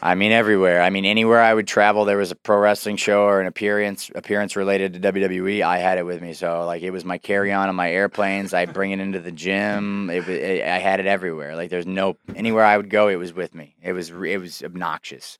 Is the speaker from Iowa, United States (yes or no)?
yes; Davenport, Iowa, United States; my hometown in downtown Davenport